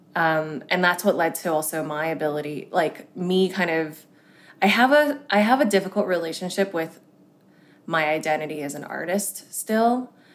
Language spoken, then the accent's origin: English; Hong Kong; I was born in Hong Kong, which is a very traditional and quite kind of hierarchical culture